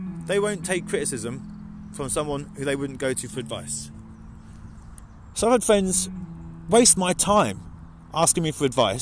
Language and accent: English; Mildenhall, East of England, United Kingdom; There's a few people in this world that I grew up with in Mildenhall.